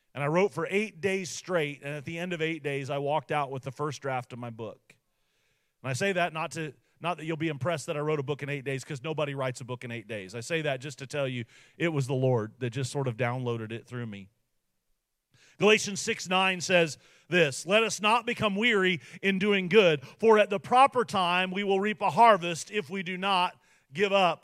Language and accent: English; United States; for me as an American